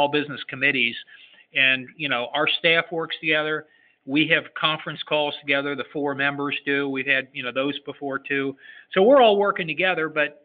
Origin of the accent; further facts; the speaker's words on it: Cincinnati, Ohio, United States; I'm from Cincinnati, Ohio